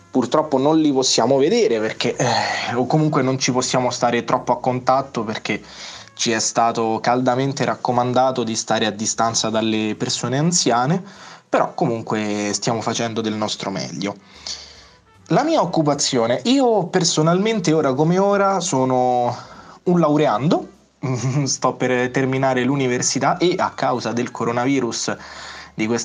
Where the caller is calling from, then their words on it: Lazio, Italy; eh, paesino in eh, provincia di Roma. E mm, volevo dirvi, volevo aggiornarvi su com'è la situazione qui dalle mie parti